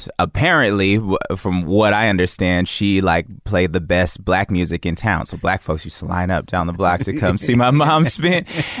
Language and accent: English; Oakland, California, United States; also born or lived in Berkeley, California / Albany, California / Providence, Rhode Island; I was born in Oakland.